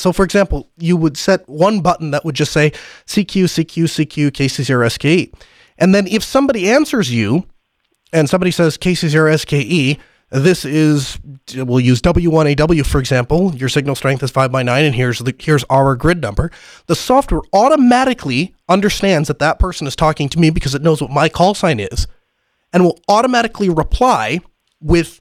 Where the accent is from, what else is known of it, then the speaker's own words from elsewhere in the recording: North Dakota, United States; I'm from North Dakota. There's not a lot of us out here